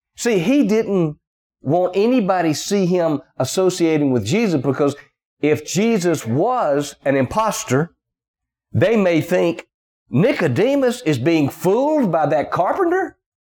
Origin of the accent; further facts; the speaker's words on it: the South, United States; accent: Southern; They know I'm from the South. They can just tell by the way I sound.